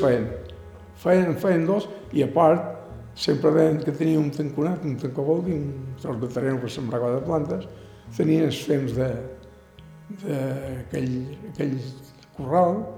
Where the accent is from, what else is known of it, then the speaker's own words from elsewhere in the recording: Sant Josep de sa Talaia, Balearic Islands, Spain; also born or lived in Ibiza Town; jo m'he criat aquí a Sant Jordi sempre